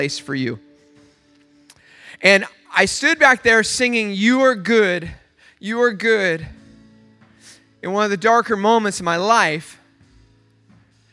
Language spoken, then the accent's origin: English; Oceanside, California, United States; I'm from Oceanside